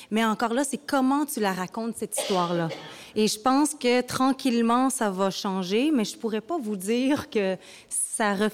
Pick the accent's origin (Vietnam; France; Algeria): Vietnam; je ne suis pas japonaise, je suis vietnamienne.